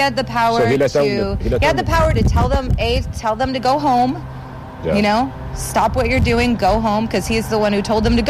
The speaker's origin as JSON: {"language": "English", "town": "Washington", "region": "District of Columbia", "country": "United States", "tie": "born or raised there", "said": "someone who lives here in this community, someone who grew up here, who loves my hometown"}